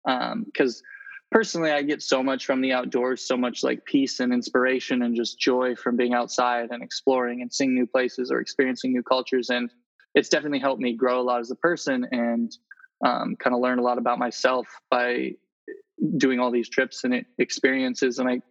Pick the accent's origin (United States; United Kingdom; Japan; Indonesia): Indonesia; also born or lived in Philippines; I was born in Indonesia and grew up there and in the Philippines.